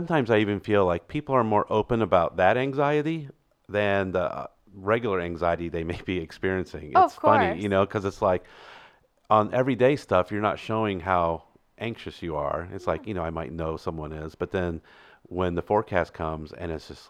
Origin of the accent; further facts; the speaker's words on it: Illinois, United States; and so I grew up in Illinois, closer to Chicago, so the snow was, I think, a lot more than what it is here.